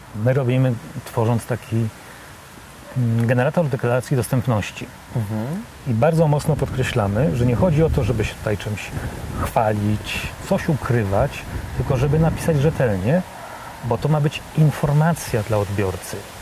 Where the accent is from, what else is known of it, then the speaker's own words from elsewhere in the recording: Warsaw, Masovian Voivodeship, Poland; ja jestem z Warszawy